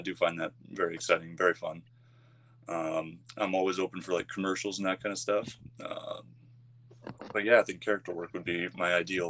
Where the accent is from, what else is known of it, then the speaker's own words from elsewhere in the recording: Boston, Massachusetts, United States; I'm from Boston in the U.S.